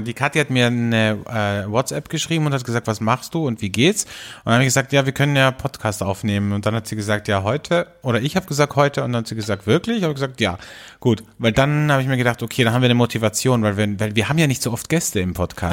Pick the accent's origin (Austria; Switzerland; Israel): Austria; bei uns in Österreich